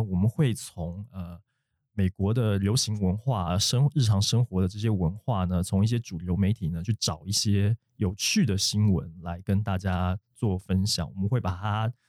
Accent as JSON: {"language": "Chinese", "country": "Taiwan", "accent": "Taiwanese accent", "said": "身为一个台湾人，就是有点腔"}